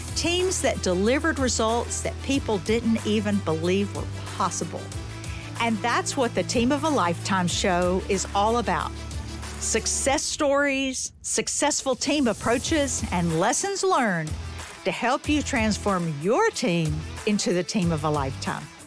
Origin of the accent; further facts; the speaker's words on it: the South, United States; growing up in the South